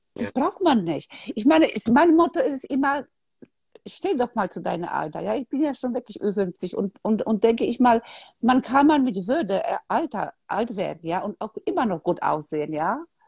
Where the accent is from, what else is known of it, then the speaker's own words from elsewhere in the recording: Poland; moved away; ich bin in Polen aufgewachsen, damals war Kommunismus